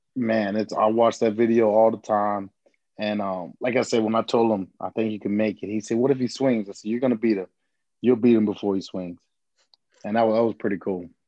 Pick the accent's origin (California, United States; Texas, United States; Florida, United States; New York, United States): Florida, United States; Fort Myers; born or raised there